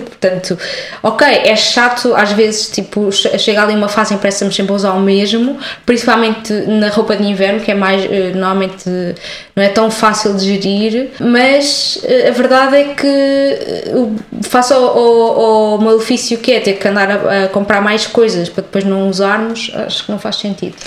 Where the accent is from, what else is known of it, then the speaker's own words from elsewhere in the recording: Coimbra, Centro, Portugal; now in Lisbon, Portugal; eu sou de Coimbra